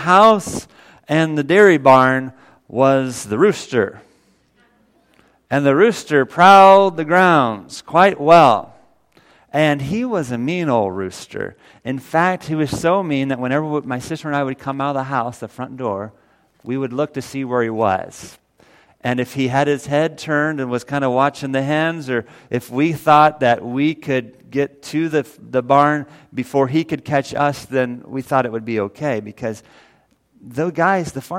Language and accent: English; Missouri, United States; also born or lived in Illinois; I was 7 years old, and my mom and dad and my sister and I, we moved from Illinois down to Missouri